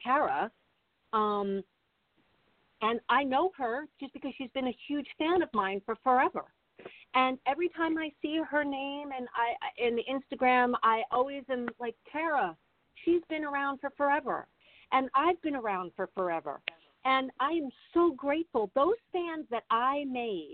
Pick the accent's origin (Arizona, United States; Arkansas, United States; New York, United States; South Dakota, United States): New York, United States; Long Island; also born or lived in Connecticut; I grew up in Long Island